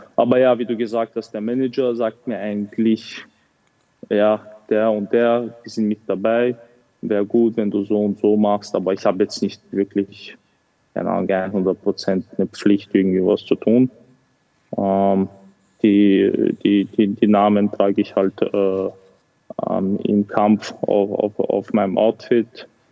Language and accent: German; Vienna, Austria; also born or lived in Grozny, Chechnya, Russia / England / Los Angeles, United States; Ich bin 1997 in Tschetschenien geboren. Zu der Zeit war der Krieg aktiv. Ähm, 2003 sind wir äh, nach Österreich geflüchtet